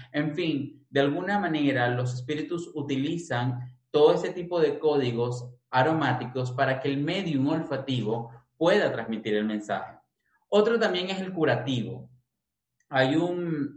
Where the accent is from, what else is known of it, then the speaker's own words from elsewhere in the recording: Caracas, Capital District, Venezuela; nacido y crecido en Venezuela, en Caracas